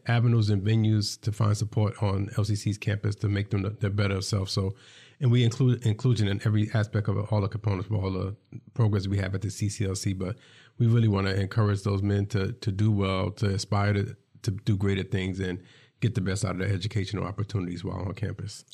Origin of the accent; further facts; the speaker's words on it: New York City, New York, United States; I'm from New York City